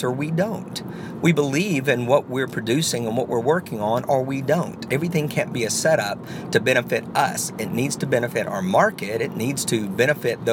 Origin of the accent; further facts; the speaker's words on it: the South, United States; I'm from the South